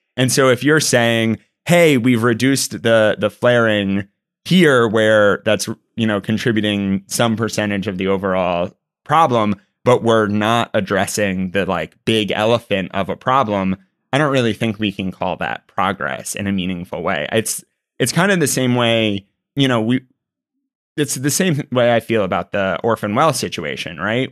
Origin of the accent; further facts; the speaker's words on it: Texas, United States; I'm a Texan